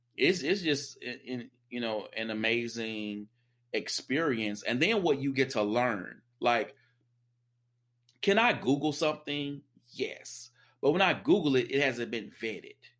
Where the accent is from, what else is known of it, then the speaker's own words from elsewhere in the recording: the South, United States; I'm a Southerner